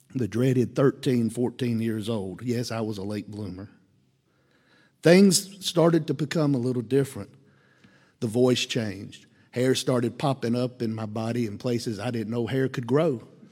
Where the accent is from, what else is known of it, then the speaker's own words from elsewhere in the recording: Columbia, United States; I grew up here in Columbia.